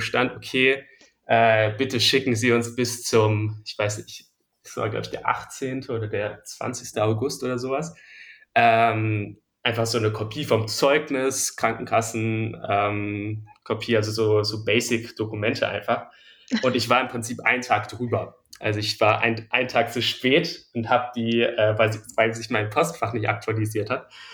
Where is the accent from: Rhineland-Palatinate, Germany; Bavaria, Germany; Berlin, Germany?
Berlin, Germany; ich bin in, äh, in Mitte zur Schule gegangen und wohne auch noch immer hier